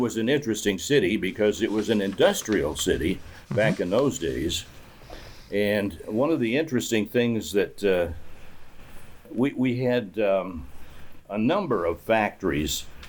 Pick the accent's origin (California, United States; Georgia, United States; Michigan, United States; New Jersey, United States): Michigan, United States; Albion; moved away as an adult; also born or lived in Battle Creek, Michigan; I was born and raised in Albion